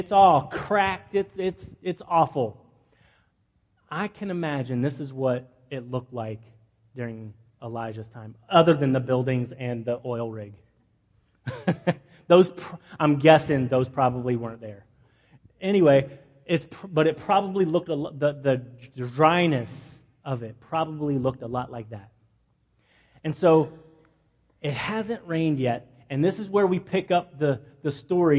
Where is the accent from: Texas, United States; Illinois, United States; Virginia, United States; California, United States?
Texas, United States; Midland; moved away; my hometown. I'm from a town called Midland, Texas